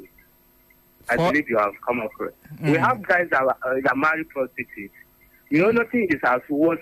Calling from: Gudu, Federal Capital Territory, Nigeria; I'm calling from Gudu.

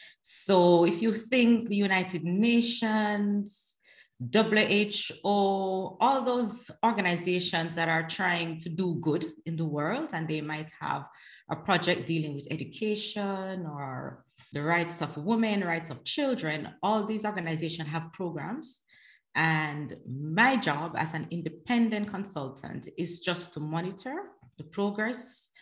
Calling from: The Hague, South Holland, Netherlands; At the moment, I am in The Hague, the Netherlands.

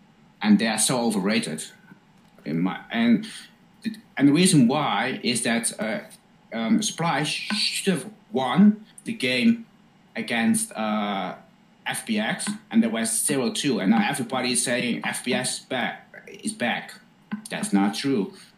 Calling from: Netherlands; English is a second language; I'm from the Netherlands.

